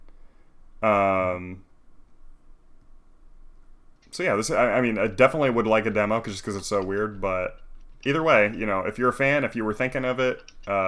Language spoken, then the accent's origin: English; Toledo, Ohio, United States; I grew up in Toledo